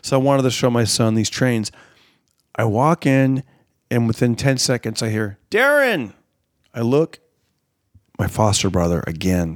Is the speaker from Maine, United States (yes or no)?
no; Fresno, California, United States; Fresno this last December, which is my hometown